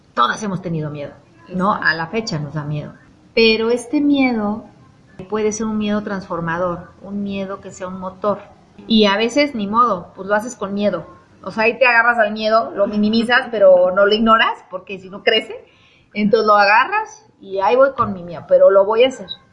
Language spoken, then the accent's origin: Spanish; Mexico City, Mexico; moved away as an adult; also born or lived in Barcelona, Spain; now in Puebla, Mexico; soy de la Ciudad de México